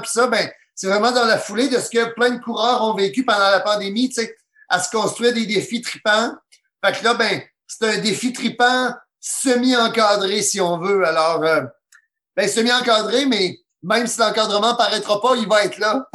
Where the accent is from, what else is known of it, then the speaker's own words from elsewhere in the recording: Gaspésie, Quebec, Canada; also born or lived in Trois-Rivières / Rimouski; je viens de la Gaspésie